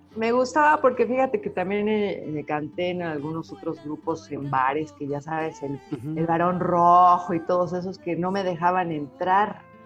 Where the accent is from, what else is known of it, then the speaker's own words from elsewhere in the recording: Mexico; moved away as an adult; also born or lived in United States; estando fuera de mi país revaloré mucho, no solo como persona mexicana, sino mi música mexicana